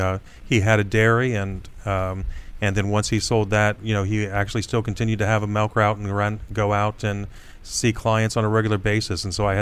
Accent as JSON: {"language": "English", "town": "Wapakoneta", "region": "Ohio", "country": "United States", "said": "Big town of Wapakoneta, Ohio."}